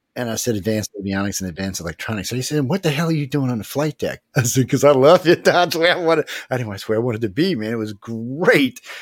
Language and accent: English; New Orleans, Louisiana, United States; I'm from New Orleans